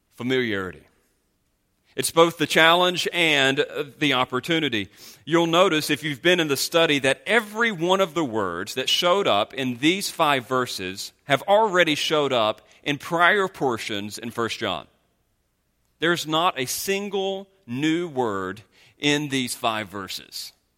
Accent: North Carolina, United States; moved away; the state of North Carolina, in which I'm from

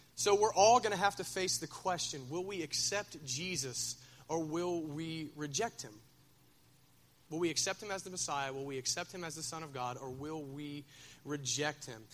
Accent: Minford, Ohio, United States; I'm from Minford

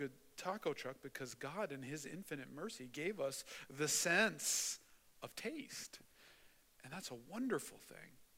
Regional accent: Mishawaka, Indiana, United States; I grew up in Mishawaka, and my grandparents lived right up against the railroad tracks in Mishawaka

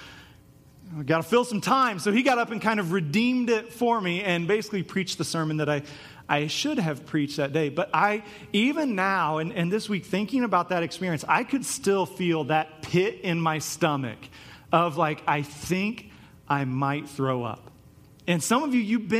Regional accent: Topeka, Kansas, United States; the youth group I grew up in Topeka, Kansas

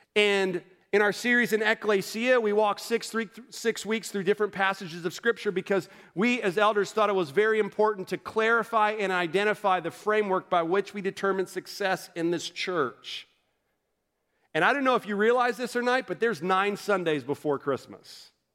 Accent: Orlando, Florida, United States; moved away as an adult; now in North Carolina, United States; I grew up in Orlando, Florida

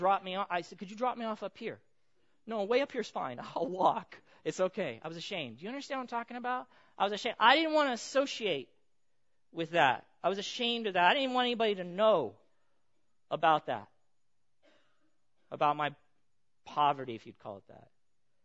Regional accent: Pomona, California, United States; I grew up in Pomona

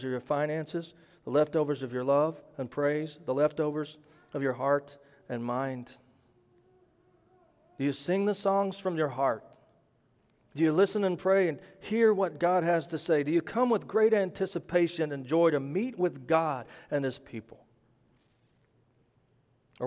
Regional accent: Midwest, United States; For the record, I am not from the South. I'm from the Midwest.

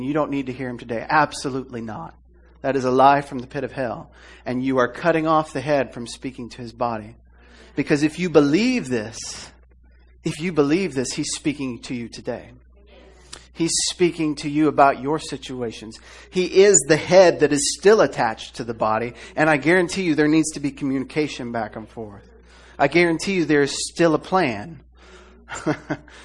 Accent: Iowa, United States; moved away; I'm from Iowa

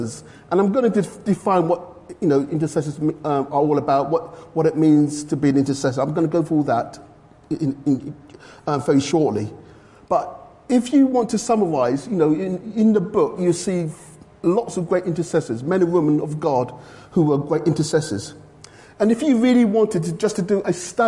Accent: London, United Kingdom; accent: London; moved away; I was from London originally, so my London accent

